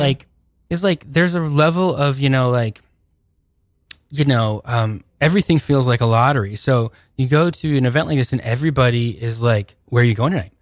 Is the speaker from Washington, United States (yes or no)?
yes; Seattle, Washington, United States; I'm from Seattle originally.